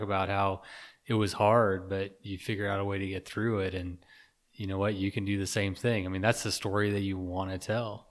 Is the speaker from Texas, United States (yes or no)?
yes; Texas, United States; I grew up in Texas